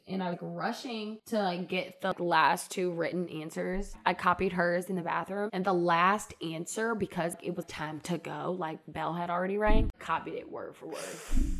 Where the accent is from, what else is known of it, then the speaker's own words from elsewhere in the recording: St. Louis, Missouri, United States; I grew up in St. Louis, Missouri.